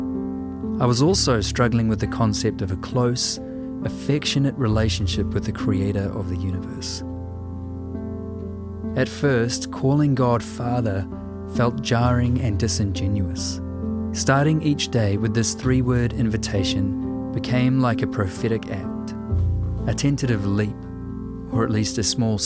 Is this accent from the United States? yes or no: no; New Zealand; I'm a writer and a musician from Aotearoa, New Zealand